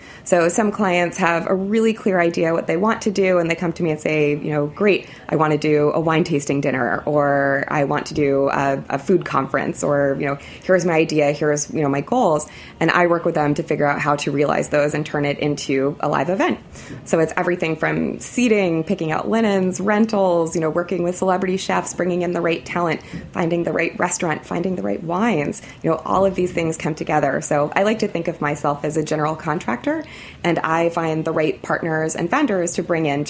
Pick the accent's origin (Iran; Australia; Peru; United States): United States; Fort Lauderdale, Florida; now in New York, United States; I grew up in Fort Lauderdale.